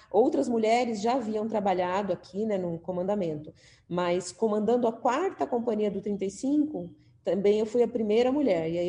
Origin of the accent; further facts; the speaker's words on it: Marília, São Paulo, Brazil; Saí lá de Marília, fui para São Paulo fazer academia do Barro Branco.